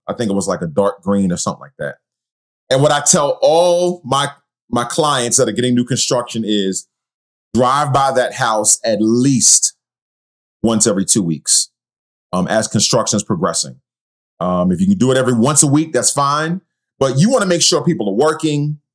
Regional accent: New York City, New York, United States; growing up in Queens, New York

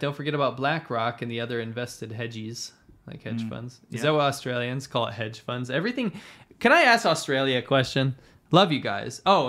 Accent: Binghamton, New York, United States; born or raised there

